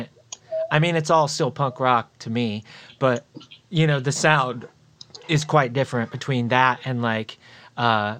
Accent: Florida, United States; now in Indiana, United States; I grew up in Florida

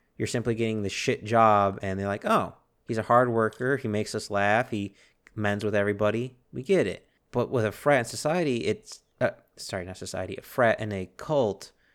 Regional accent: United States; we're Americans.

